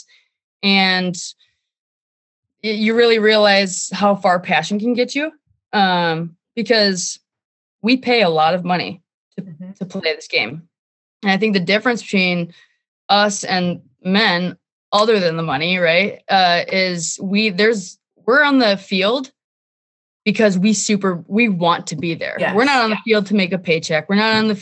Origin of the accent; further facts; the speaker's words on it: Wisconsin, United States; now in Minnesota, United States; I grew up in Wisconsin